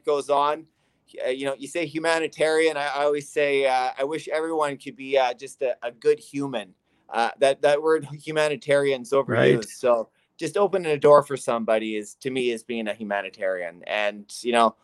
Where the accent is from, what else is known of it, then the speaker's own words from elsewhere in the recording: North Vancouver, British Columbia, Canada; I grew up in North Vancouver, British Columbia